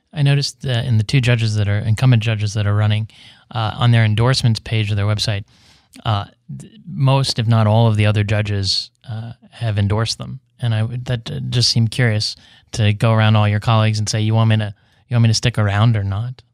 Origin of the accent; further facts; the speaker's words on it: West Virginia, United States; in West Virginia, my home state